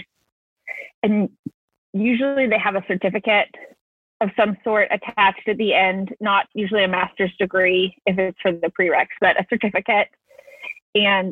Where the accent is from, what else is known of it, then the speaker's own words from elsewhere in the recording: Florida, United States; I am from Florida